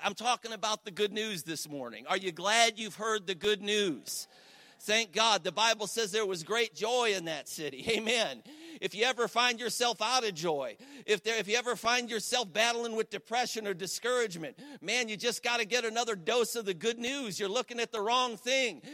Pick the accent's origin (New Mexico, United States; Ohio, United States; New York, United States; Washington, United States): Ohio, United States; Cleveland; moved away as an adult; now in Ashtabula, United States